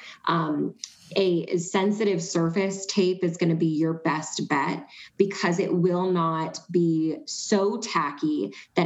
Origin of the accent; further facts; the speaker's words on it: East Coast, United States; now in Arizona, United States; I'm from the East Coast